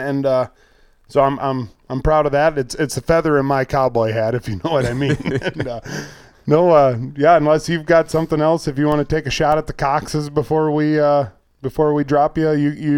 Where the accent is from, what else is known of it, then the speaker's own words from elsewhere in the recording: Iowa, United States; I'm from Iowa.